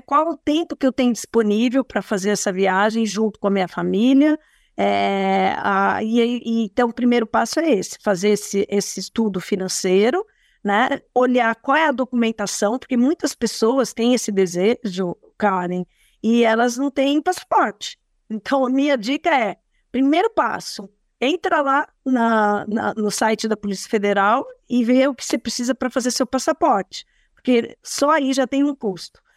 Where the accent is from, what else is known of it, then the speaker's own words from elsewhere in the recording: Brazil; nós, como brasileiros